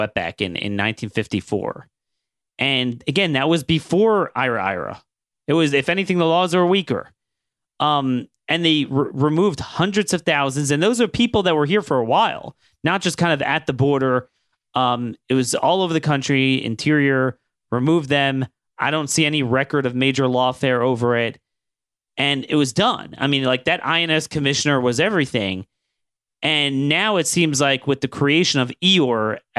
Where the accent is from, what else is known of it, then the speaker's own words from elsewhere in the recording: Maryland, United States; my home state in Maryland